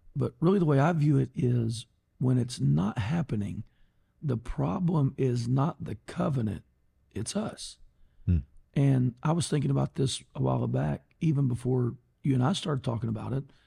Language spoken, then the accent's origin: English; Golden Triangle, Texas, United States; Born and raised in the Golden Triangle